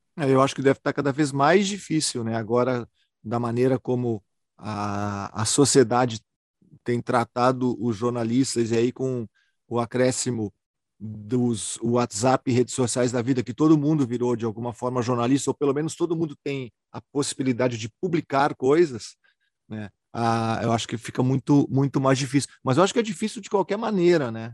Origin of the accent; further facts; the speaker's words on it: Porto Alegre, Rio Grande do Sul, Brazil; eu sou de uma cidade de Porto Alegre